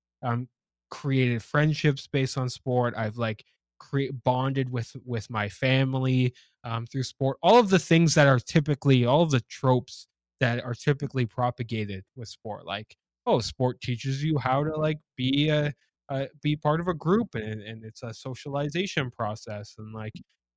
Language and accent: English; Ajax, Ontario, Canada; I grew up in just outside of Toronto in Ajax, Ontario.